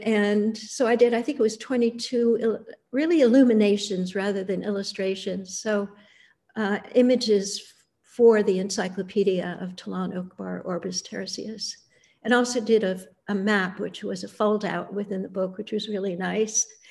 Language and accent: English; Annandale-on-Hudson, New York, United States; I grew up in the Bard College campus in the Hudson Valley